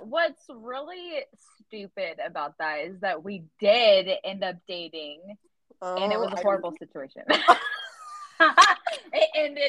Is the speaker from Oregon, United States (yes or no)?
yes; Oregon, United States; We're from Oregon. That's where we met.